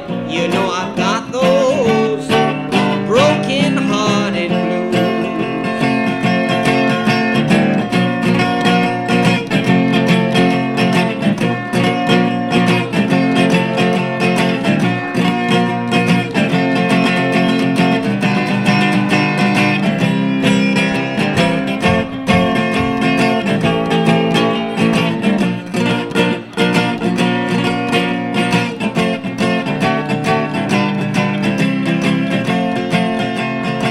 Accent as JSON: {"language": "English", "country": "United States", "said": "I come from the United States"}